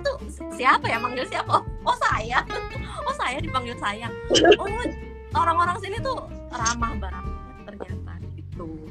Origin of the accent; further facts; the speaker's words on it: Indonesia; moved away as an adult; now in Malaysia; aku juga dari Indonesia